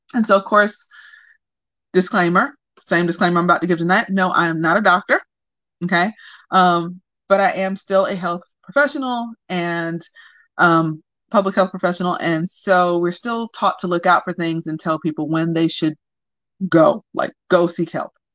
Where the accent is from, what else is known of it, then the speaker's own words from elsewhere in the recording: the South, United States; I'm from the South